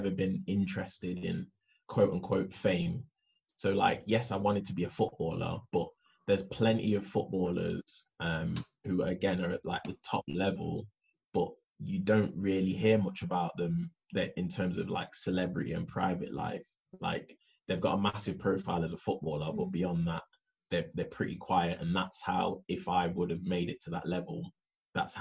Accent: Nottingham, East Midlands, United Kingdom; also born or lived in Leicester; I'm from Nottingham, and I got a youth contract playing for Leicester

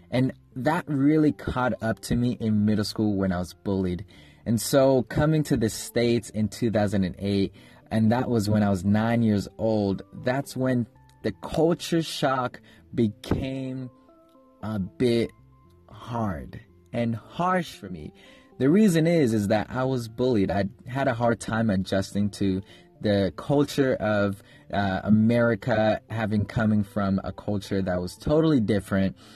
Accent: Kenya; I was born and raised in Kenya. I lived in Kenya for 9 years

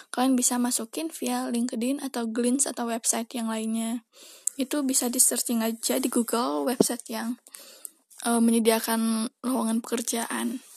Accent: Padang, West Sumatra, Indonesia; now in Jakarta, Indonesia; aku itu berasal dari Padang, Sumatera Barat Dan sekarang aku lagi di Jakarta

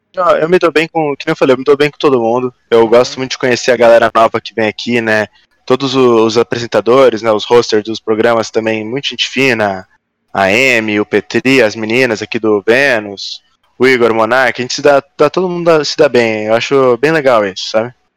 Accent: Florianópolis, Santa Catarina, Brazil; moved away as an adult; also born or lived in Ireland; now in São Paulo, Brazil; Eu sou de Floripa. Eu nasci aqui em São Paulo, mas fui novo para Floripa. E aí né? é... a maior parte da vida eu passei lá

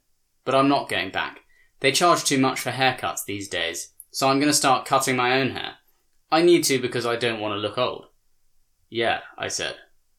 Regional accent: Alabama, United States; moved away; I am not a country boy, but I am from Alabama, a place where I was raised to be friendly

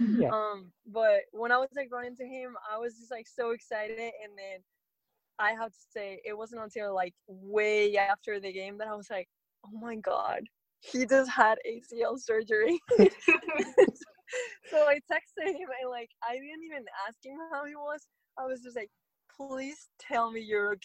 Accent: Spain; moved away as an adult; now in Seattle, United States; when I was still in Spain

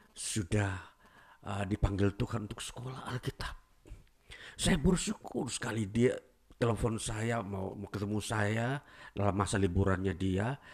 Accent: Toraja, South Sulawesi, Indonesia; saya uh, pulang ke kampung halaman saya di Toraja ya, namanya

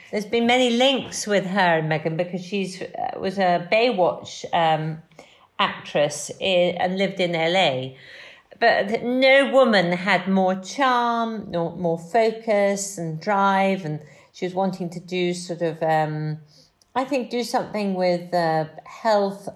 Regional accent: Wales, United Kingdom; moved away; I'm a Welsh farmer's daughter

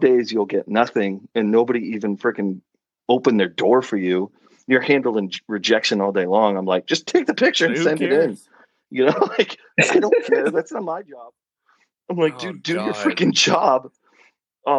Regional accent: Oregon, United States; moved away as an adult; also born or lived in Rhode Island; Oregon, lived in Oregon, lived there until I graduated high school

